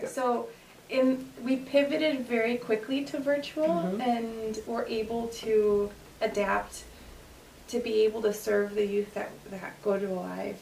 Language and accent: English; Aurora, Illinois, United States; born and raised here, so I'm Aurora, born and raised